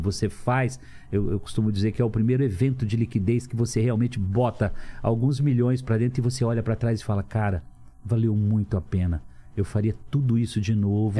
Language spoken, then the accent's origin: Portuguese; Lins, São Paulo, Brazil; also born or lived in Cafelândia; nasci em Cafelândia, morando em Lins com 3 anos de idade